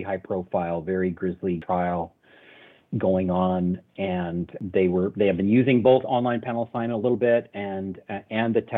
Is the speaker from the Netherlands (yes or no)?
no; Canada; I'm a Canadian